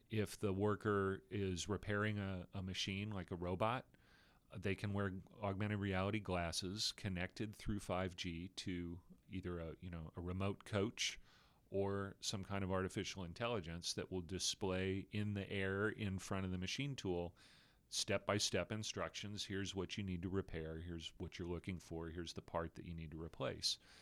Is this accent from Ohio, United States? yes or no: no; Austin, Texas, United States; In Austin, Texas, where, which happens to be my hometown